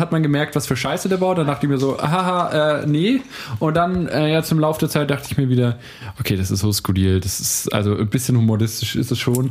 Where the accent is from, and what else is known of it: Nuremberg, Bavaria, Germany